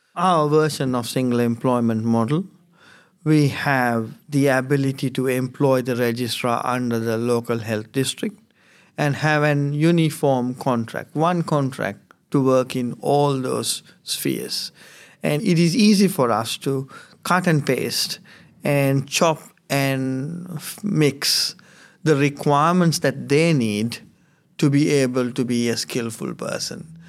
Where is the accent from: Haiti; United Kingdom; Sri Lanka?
Sri Lanka; now in Finley, Australia; I come from Sri Lanka.